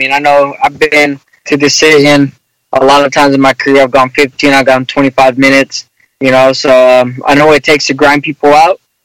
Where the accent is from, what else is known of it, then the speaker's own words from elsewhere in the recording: Lemoore, California, United States; moved away as an adult; now in Southern California, United States; I'm originally from Lemoore